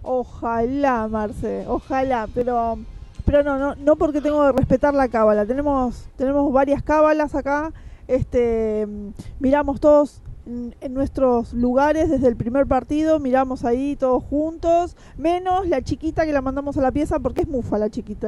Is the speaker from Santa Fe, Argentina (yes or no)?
no; Quilmes, Buenos Aires Province, Argentina; yo que soy de acá de Quilmes